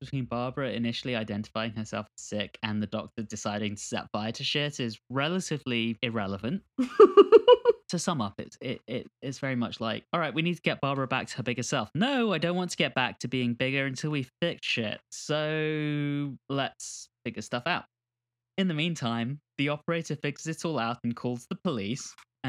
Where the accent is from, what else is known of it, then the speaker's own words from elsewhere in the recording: United Kingdom; now in United States; I'm British, if you guys haven't noticed.